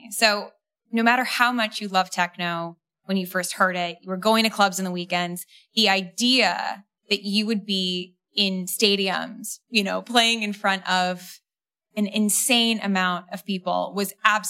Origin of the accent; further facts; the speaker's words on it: New York City, New York, United States; I grew up in New York City